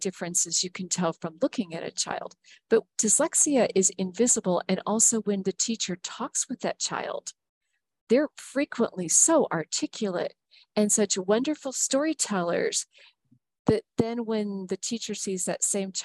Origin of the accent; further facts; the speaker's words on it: Huntsville, Alabama, United States; a school that had opened up in Huntsville, Alabama, my hometown